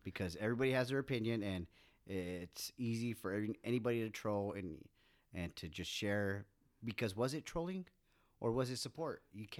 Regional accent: United States; I'm American.

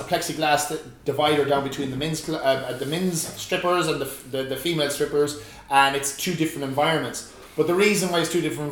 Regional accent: Ireland

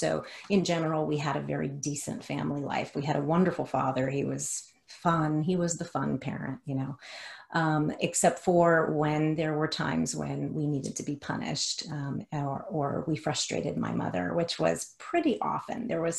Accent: the South, United States; accent: Southern drawl; I grew up in Hispanic culture. I grew up in the South, so it was a very weird mix of being Hispanic and also Southern. I had a Southern drawl back then.

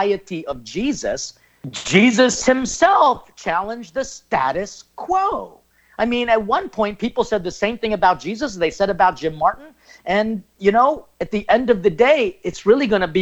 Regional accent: Philippines; I'm Filipino.

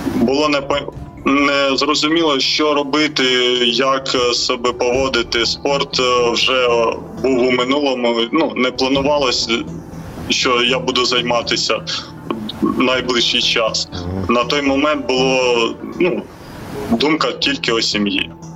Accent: Ukraine; ми з України

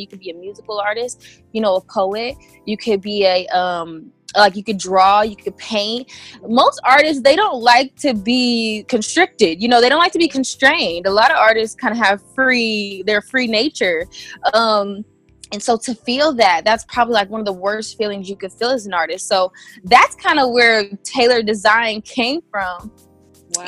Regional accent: Indiana, United States; moved away as an adult; now in California, United States; I moved to California actually from Indiana. I'm originally from Indiana, uh, the Midwest area

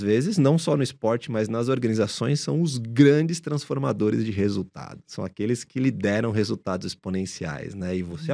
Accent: São Paulo, Brazil; Nasci em São Paulo, continuo morando aqui na cidade, nasci na zona leste de São Paulo, num bairro chamado Cidade Patriarca, onde toda a minha família boa parte da, da minha família ainda vive lá

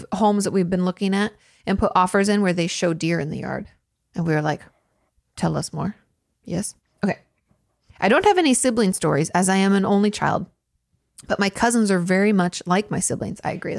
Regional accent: San Marcos, Texas, United States; And I grew up in San Marcos, but it looks like San Marcos.

